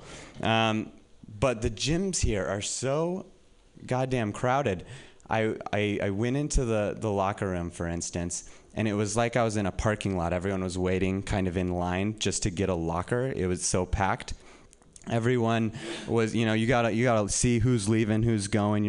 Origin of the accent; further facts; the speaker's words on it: Reno, Nevada, United States; moved away as an adult; now in San Francisco, United States; I'm from Reno